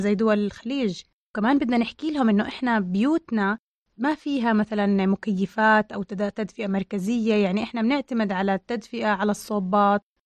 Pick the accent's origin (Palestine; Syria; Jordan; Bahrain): Jordan; احنا عندنا بالاردن